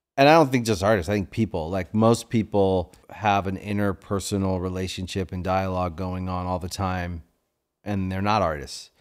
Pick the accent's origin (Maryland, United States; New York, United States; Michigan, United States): Maryland, United States; moved away as an adult; also born or lived in Washington, D.C.; now in Los Angeles, United States; I grew up in Maryland